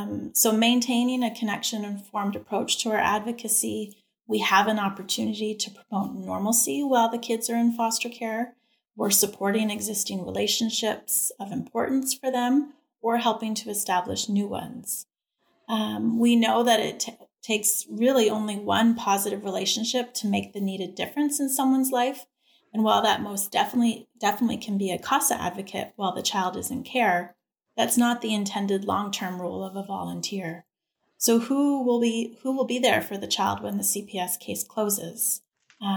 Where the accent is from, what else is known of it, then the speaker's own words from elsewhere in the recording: Canada; now in Texas, United States; But I have to say that when I came to Texas from Canada, I was really surprised and very impressed